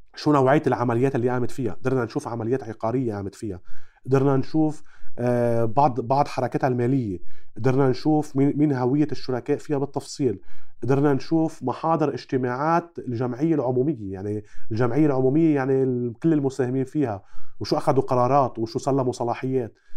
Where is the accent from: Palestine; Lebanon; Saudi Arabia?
Lebanon; عندنا بلبنان